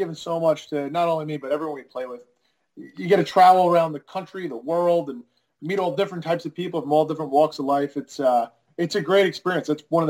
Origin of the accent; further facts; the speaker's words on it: Kings Park, New York, United States; moved away as an adult; We're people from New York, Long Island.